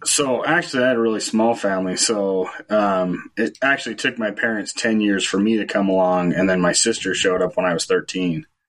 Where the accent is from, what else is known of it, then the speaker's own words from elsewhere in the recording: Fillmore, Utah, United States; also born or lived in Orem / St. George / California; I grew in uh, here in Fillmore, so I went to Millard High